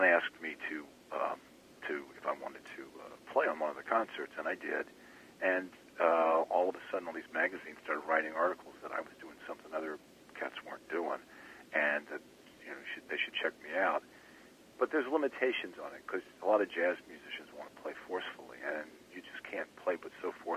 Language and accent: English; Norfolk, Virginia, United States; I'm from the South. My wife's from Memphis. I'm from Norfolk, Virginia.